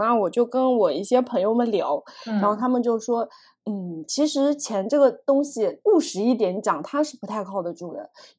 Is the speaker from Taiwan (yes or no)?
no; Zhejiang, China; 就是我们家乡在浙江那一带，对吧？虽然我们家是没有钱，但是这样的人是很多的